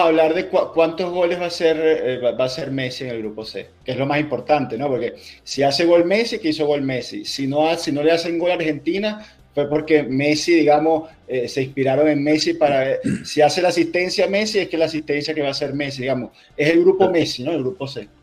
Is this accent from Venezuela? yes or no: yes; Venezuela; yo soy venezolano